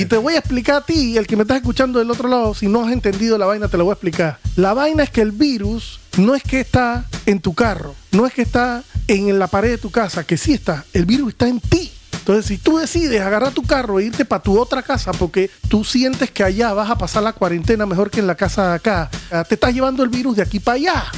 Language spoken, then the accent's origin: Spanish; Panama; La clásica del panameñorro, somos muy hard nosotros